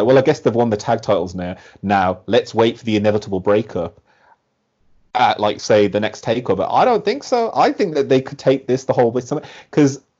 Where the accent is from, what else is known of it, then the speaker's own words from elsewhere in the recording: Birmingham, West Midlands, United Kingdom; I am also from Birmingham